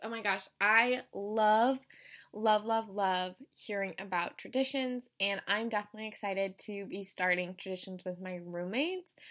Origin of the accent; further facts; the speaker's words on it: Colorado, United States; moved away as an adult; I'm from Colorado